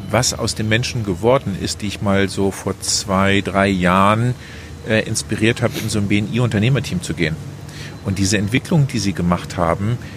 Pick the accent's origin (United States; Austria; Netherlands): Netherlands; ich bin Niederländer, auch wenn ich so akzentfrei daherkomme.